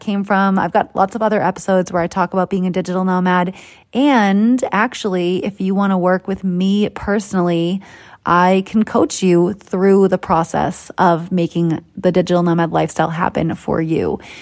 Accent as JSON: {"language": "English", "town": "Boston", "region": "Massachusetts", "country": "United States", "accent": "Boston", "moved": "yes", "said": "That's my Boston accent coming out. Still got the roots, guys. Still, still know where I came from"}